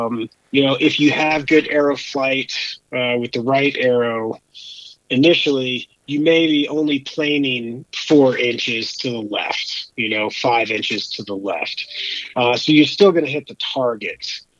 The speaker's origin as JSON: {"language": "English", "town": "Bethel", "region": "Alaska", "country": "United States", "tie": "born or raised there", "also_born_or_lived": "Alabama / Georgia / Vermont", "moved": "yes", "said": "I'm originally from Alabama, but when I was a kid, my parents moved us up to Bethel, Alaska, where I got into hunting and fishing and kind of enjoying the outdoors."}